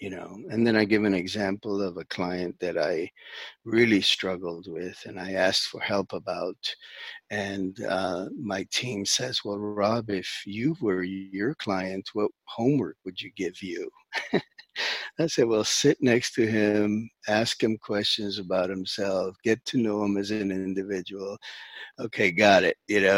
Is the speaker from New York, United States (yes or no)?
yes; New York, United States; born there; I was born in New York.